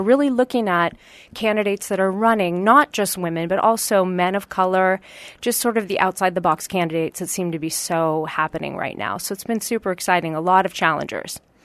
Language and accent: English; Marin County, California, United States; also born or lived in Los Angeles, California; I grew up in Marin County, California.